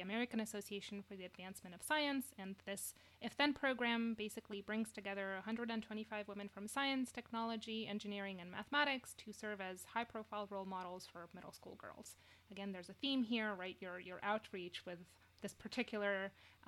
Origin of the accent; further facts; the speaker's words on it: Romania; English is a second language; now in United States; I'm originally from Romania, and when I came to the U.S., I started learning all of these math things in English